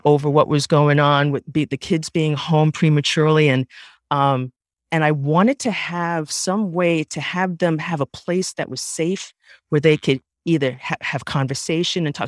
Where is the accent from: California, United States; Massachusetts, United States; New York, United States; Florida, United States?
New York, United States; New York City; I was raised in the Bronx